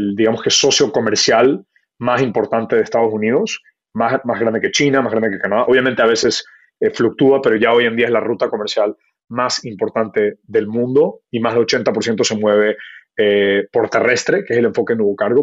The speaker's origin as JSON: {"language": "Spanish", "country": "Ecuador", "tie": "born or raised there", "also_born_or_lived": "Kenya / United States", "moved": "as an adult", "said": "mi familia es de la India, me crié en Ecuador, eh, nací en Kenia"}